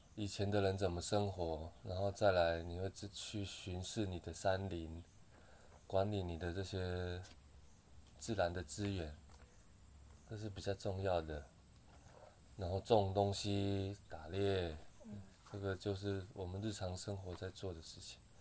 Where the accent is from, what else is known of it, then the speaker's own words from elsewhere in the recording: a Puyuma tribal village, Taitung County, Taiwan; 我从小是在卑南族的部落长大的